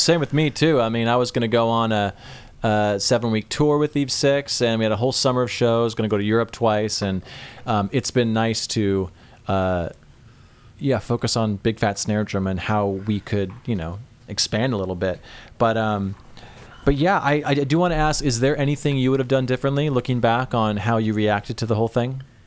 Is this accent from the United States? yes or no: yes; the Northwest, Pacific Northwest, United States; I'm from the Northwest.